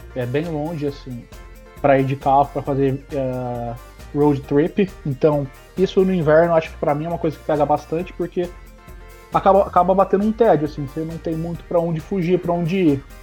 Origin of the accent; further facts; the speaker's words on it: Campinas, São Paulo, Brazil; moved away as an adult; also born or lived in Vancouver; now in Edmonton, Canada; nasci em Campinas, que é uma cidade que hoje tem quase 3 milhões de habitantes